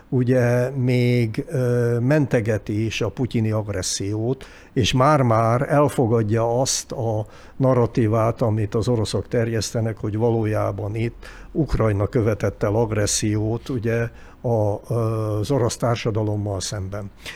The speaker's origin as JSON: {"language": "Hungarian", "country": "Hungary", "said": "mint magyarok"}